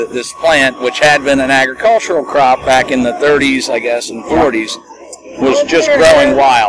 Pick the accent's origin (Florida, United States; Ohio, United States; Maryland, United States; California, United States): Maryland, United States; Frederick; Yep, also Frederick, Maryland.